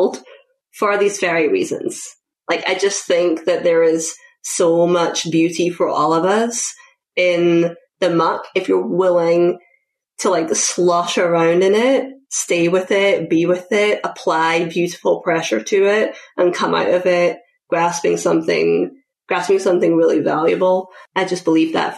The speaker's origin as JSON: {"language": "English", "region": "Scotland", "country": "United Kingdom", "moved": "as an adult", "lives_now": "United States", "said": "when I was 20, I moved from Scotland to the US to play field hockey"}